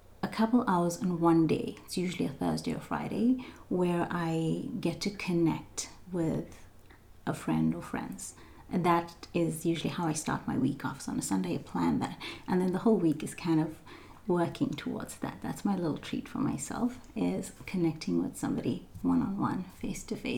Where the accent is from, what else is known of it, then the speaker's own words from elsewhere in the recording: South Africa; moved away as an adult; now in Canada; I was born and raised in South Africa. I've lived in Canada now for just almost 18 years.